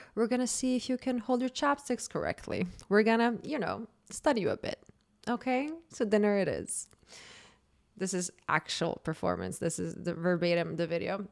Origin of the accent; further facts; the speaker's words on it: Zagreb, City of Zagreb, Croatia; moved away; born and raised in Croatia, I grew up there. I'm a hundred percent Croatian.